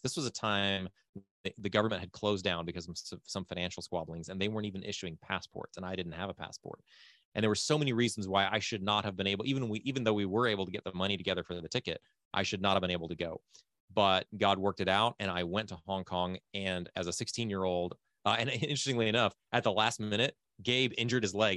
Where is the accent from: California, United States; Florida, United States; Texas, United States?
Texas, United States; Fort Worth; moved away as an adult; also born or lived in Ukraine / Thailand; now in Lviv, Ukraine; my dad was born and raised in Fort Worth, still lives in Fort Worth. I technically still live in Fort Worth. That's my home address.